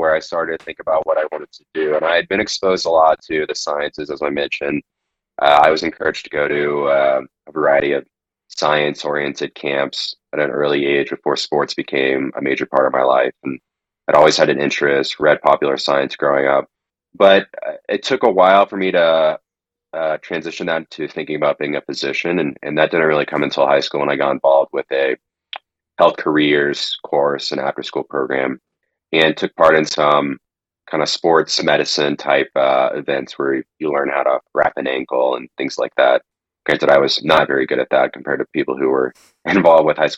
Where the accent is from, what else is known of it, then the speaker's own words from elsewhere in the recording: Plano, Texas, United States; moved away as an adult; also born or lived in Oklahoma; now in Colorado, United States; I grew up in Dallas, Texas, and was raised in a suburb of Dallas, Plano